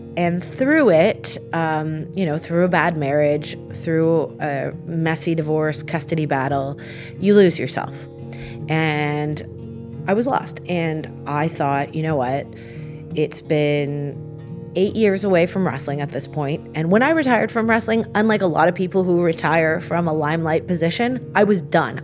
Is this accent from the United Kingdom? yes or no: no; Canada; being Canadian